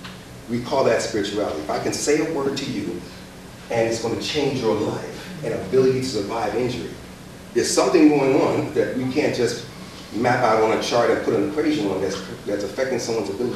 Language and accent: English; Philadelphia, Pennsylvania, United States; there were horrible, horrible things where I grew up in Philadelphia